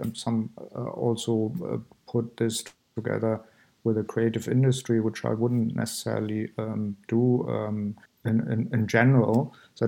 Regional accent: East Germany, Germany; moved away as an adult; also born or lived in Amsterdam / Berlin; I grew up in East Germany.

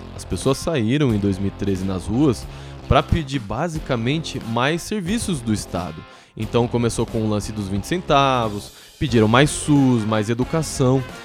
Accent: Santo André, São Paulo, Brazil; also born or lived in São Caetano do Sul / São Bernardo do Campo; Eu nasci em São Caetano, morei a vida toda em Santo André, estudei em São Bernardo e agora voltei para São Caetano.

